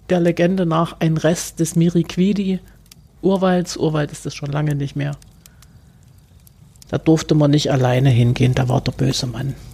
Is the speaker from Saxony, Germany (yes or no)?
yes; Chemnitz, Saxony, Germany; Ich bin im Pfarrhaus der Schlosskirchgemeinde groß geworden, der einzige Umzug meiner Kindheit war von der zweiten Etage in die vierte Etage.